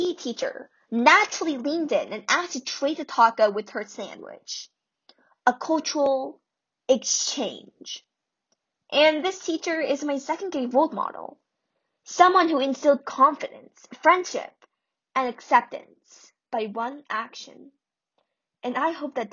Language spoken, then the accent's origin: English; United States; I'm Korean American